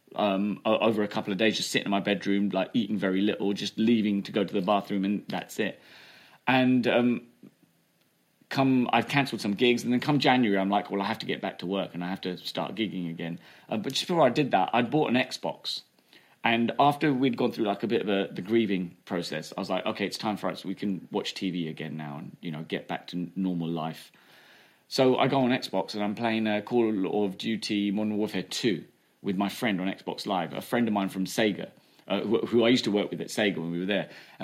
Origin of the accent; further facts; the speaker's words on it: England, United Kingdom; also born or lived in United States; I went to school there and I got picked on for being English